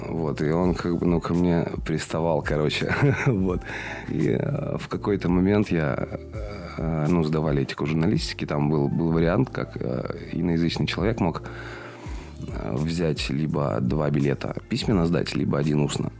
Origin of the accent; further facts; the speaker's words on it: Chernushka, Perm Krai, Russia; moved away as an adult; also born or lived in Kaliningrad / Poland; now in Perm, Russia; Родился в Чернушке, э, в городе ф, не, не очень приятном.